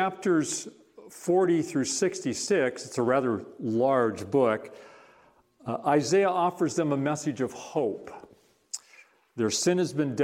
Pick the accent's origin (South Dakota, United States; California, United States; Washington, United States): Washington, United States; Bainbridge Island; moved away as an adult; also born or lived in Bellevue, Washington / Hackensack, New Jersey / Netherlands; now in Quilcene, United States; I grew up on Bainbridge Island, primarily